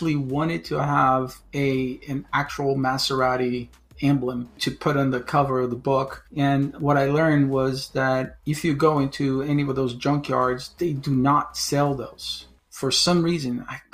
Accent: Brazil; also born or lived in northern New Jersey, United States; now in Chapel Hill, United States; I currently live in Chapel Hill, in North Carolina, by way of northern New Jersey, by way of Brazil, where I was born. So I have a dual citizenship. I'm Brazilian American, and I moved to the United States back in 1991

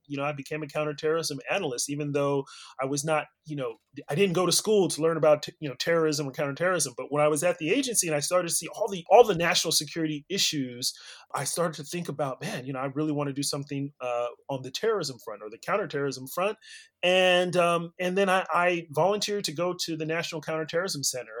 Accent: California, United States; also born or lived in Nigeria; I was born and raised in California

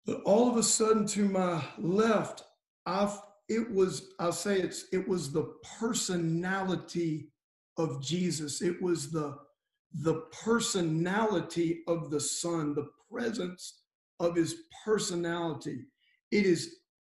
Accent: Cajun, Louisiana, United States; I'm a Cajun pagan Gentile

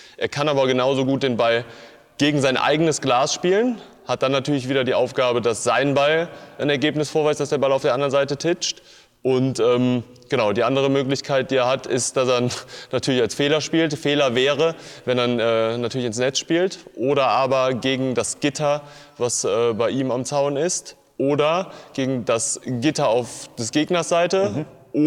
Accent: Cologne, North Rhine-Westphalia, Germany; wir sind Kölner

